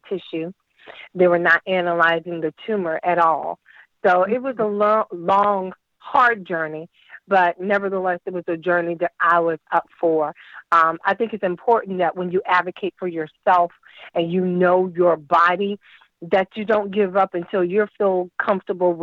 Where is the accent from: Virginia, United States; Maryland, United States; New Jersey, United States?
Virginia, United States; Virginia Beach; also born or lived in North Carolina; now in Washington, D.C., United States; I'm originally from Virginia Beach